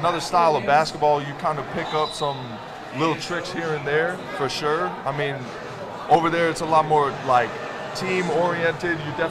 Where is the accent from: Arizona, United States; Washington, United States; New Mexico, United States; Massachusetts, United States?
Massachusetts, United States; Boston; moved away as an adult; also born or lived in Santa Cruz; I grew up in Boston. I spent my whole career in Boston